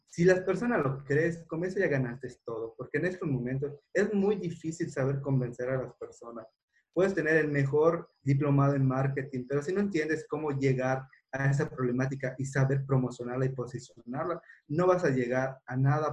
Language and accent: Spanish; a town near Mérida, Yucatán, Mexico; mi persona que nace en un pueblo y no vengo de una familia adinerada